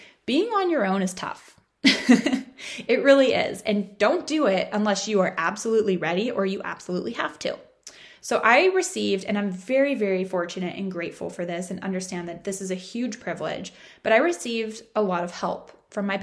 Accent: Orange County, California, United States; moved away as an adult; also born or lived in San Diego; I had my parents in Orange County. And it was really nice to kind of like have a stake in my hometown

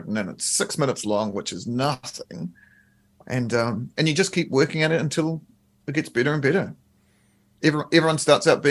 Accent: Nelson, New Zealand; We grew up in Nelson in like the same area

